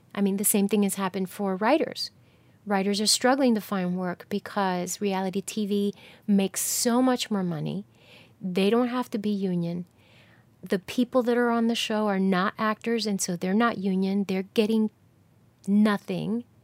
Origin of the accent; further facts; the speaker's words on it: New Jersey, United States; now in Atlanta, United States; when I was growing up in New Jersey